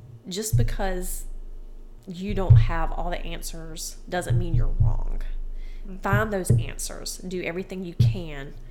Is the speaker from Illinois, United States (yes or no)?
no; Rincon, Georgia, United States; I am just a simple country girl. I grew up in Rincon, Georgia.